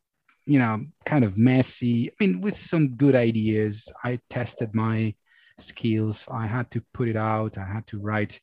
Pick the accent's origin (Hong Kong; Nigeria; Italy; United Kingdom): Italy; Rome, Lazio; also born or lived in Amsterdam, Netherlands; I'm from Rome, I'm from Italy